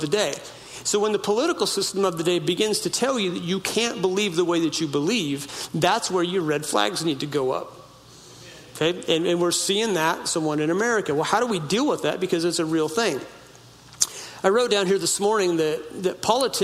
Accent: United States; Where I grew up on the Klamath River

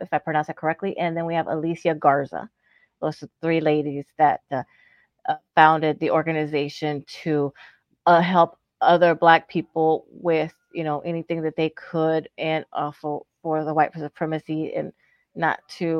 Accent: Texas, United States; I'm from Texas.

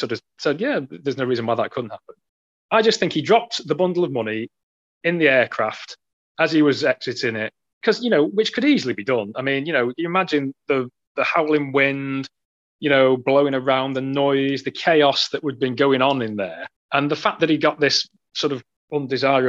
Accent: United Kingdom; we're both British

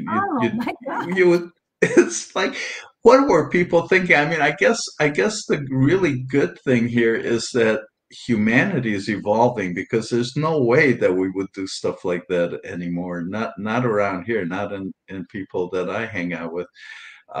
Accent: Transylvania, Romania; now in United States; I was born in Transylvania and Romania, and there were no vegans back there at that time. And this has been a while, and at that time back there. In fact, I grew up in a small town

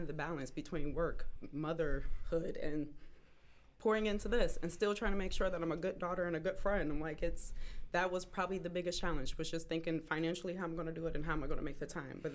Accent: Elyria, Ohio, United States; also born or lived in Cleveland, Ohio / West Virginia; I was born in Cleveland, raised in Elyria.

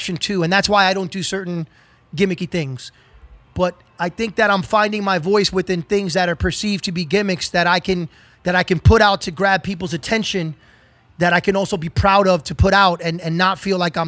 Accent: New York City, New York, United States; growing up in New York City and spending a lot of time in Brooklyn and lower Manhattan

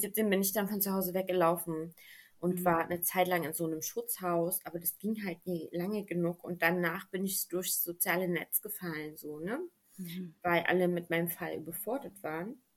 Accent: Germany; bei uns in Deutschland

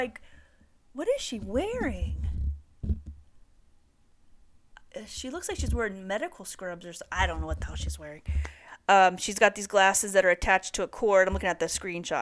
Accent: Santa Barbara, California, United States; Santa Barbara, my hometown

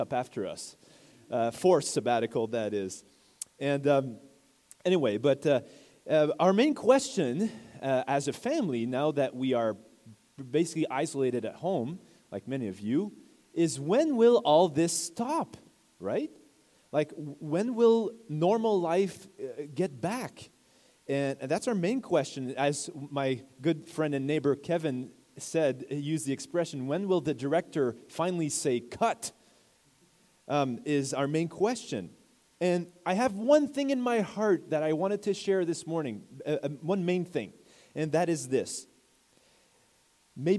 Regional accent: Quebec, Canada; I'm from Quebec

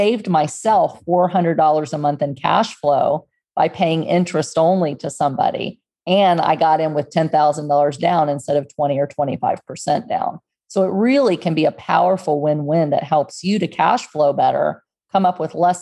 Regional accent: Texas, United States; moved away as an adult; also born or lived in Houston, Texas; now in Pennsylvania, United States; I grew up in Texas and near the water, we were at the beach every weekend, 30 minutes away from my house

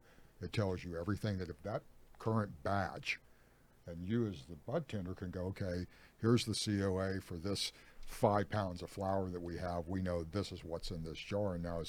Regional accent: Ukiah, California, United States; And that's the Ukiah, my hometown, is like, that's, I grew up in that neck of the woods, and it's just a way of life there.

